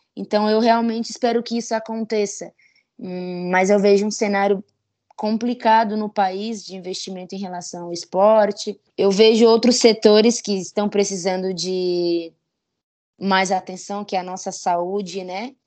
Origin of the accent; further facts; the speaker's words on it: Criciúma, Santa Catarina, Brazil; also born or lived in Jaguaretama, Ceará; now in São Paulo, Brazil; Eu fui criada no, em Criciúma, Santa Catarina, né? Fui alfabetizada. Minha vida foi em, em Santa Catarina.